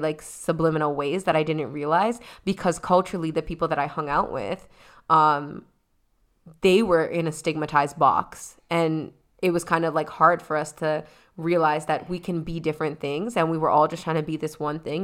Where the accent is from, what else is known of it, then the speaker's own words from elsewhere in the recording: Toronto, Ontario, Canada; I specifically am in Scarborough